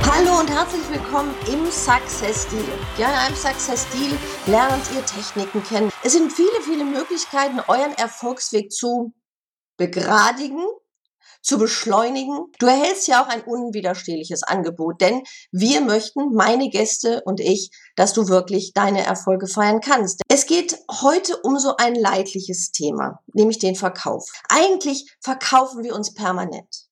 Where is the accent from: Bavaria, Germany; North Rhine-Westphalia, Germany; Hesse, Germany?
North Rhine-Westphalia, Germany; Bochum; moved away; Bochum, meiner Heimatstadt